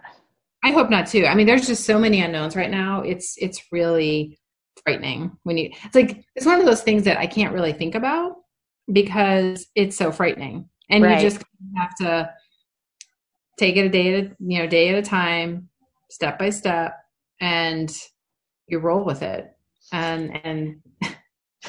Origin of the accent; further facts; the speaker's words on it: Rochester, New York, United States; moved away; my sister who lives in, Rochester, New York, my hometown